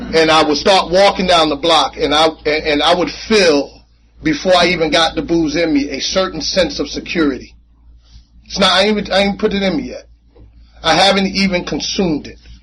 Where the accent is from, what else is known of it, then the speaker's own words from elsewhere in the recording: Jersey City, New Jersey, United States; I grew up in Jersey City